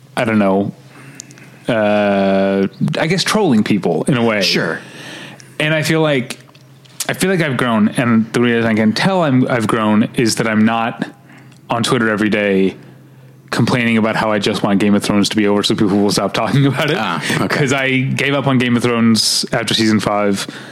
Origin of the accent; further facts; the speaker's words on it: St. Louis, Missouri, United States; Y98, which is a station I grew up in in St. Louis